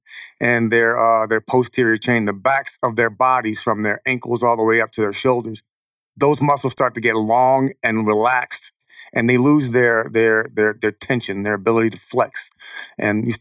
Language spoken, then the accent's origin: English; Chicago, Illinois, United States; I'm from Chicago, born and raised.